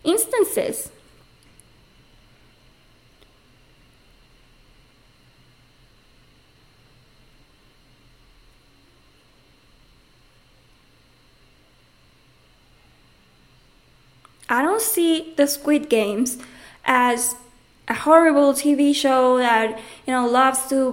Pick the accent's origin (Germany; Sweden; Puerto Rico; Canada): Puerto Rico; moved away; also born or lived in Mexico; I'm coming from Puerto Rico